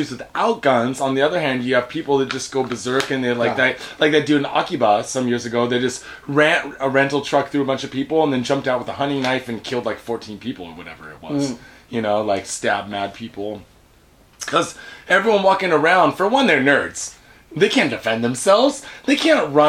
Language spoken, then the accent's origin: English; United States; now in Japan; I'm American